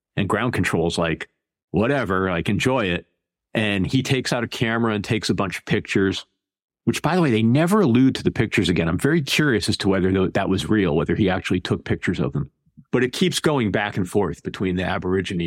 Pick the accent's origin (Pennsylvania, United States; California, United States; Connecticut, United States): Connecticut, United States; moved away; I'm from Connecticut originally, and I was a child, sort of the 70s and 80s